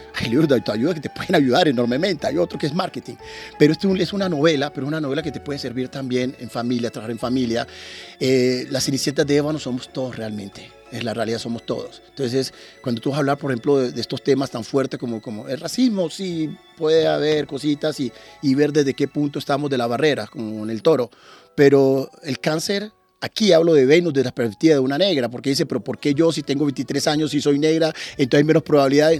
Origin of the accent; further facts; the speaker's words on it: Turbo, Antioquia, Colombia; moved away as an adult; also born or lived in Medellín, Colombia / Narbonne, France / Montpellier, France; now in France; yo terminé el bachillerato en Urabá, yo vengo de Turbo